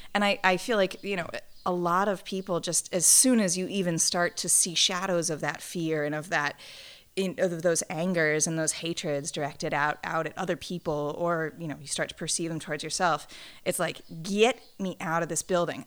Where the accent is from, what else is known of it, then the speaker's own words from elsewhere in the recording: St. Louis, Missouri, United States; Saint Louis, Missouri